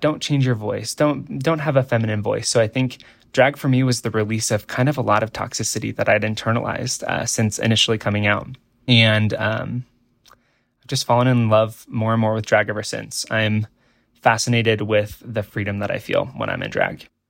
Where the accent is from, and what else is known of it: Nebraska, United States; born or raised there